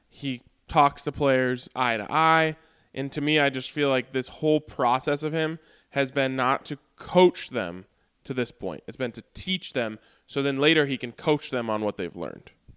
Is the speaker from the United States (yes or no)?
yes; Boulder, Colorado, United States; I grew up in Boulder